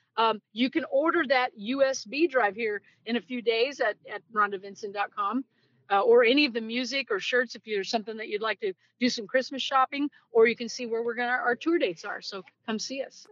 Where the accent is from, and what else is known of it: Greentop, Missouri, United States; born or raised there; also born or lived in Kirksville, Missouri / Lake of the Ozarks, Missouri